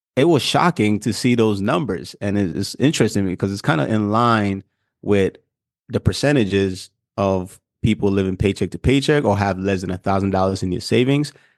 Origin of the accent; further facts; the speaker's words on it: Ghana; moved away; I'm from Africa, I'm from Ghana, and so part of our diet is actually heavy starch